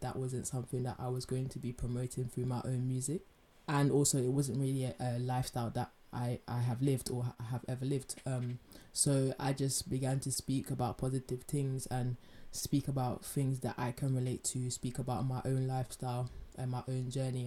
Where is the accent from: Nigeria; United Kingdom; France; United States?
United Kingdom; London; when I was growing up in London